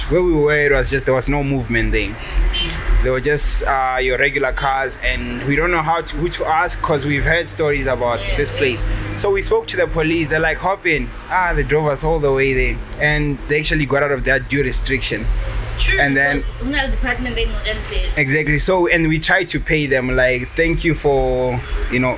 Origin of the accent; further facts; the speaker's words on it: Pretoria, Gauteng, South Africa; I've been. Uh, I grew up in Pretoria.